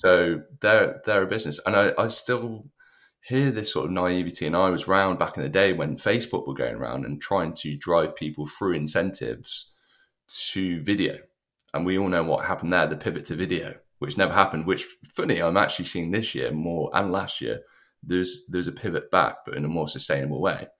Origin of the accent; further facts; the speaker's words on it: United Kingdom; as a British person